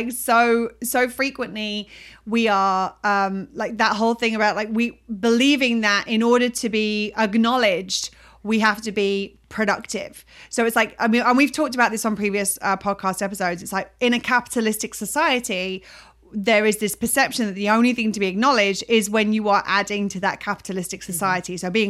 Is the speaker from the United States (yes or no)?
no; United Kingdom; my American friends think I'm so British, and I hear myself when speaking to my British people